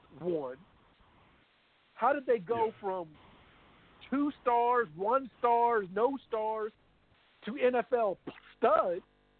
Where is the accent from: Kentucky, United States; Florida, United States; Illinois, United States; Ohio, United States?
Kentucky, United States; Louisville; I'm from Louisville, Kentucky. I'm a simple guy.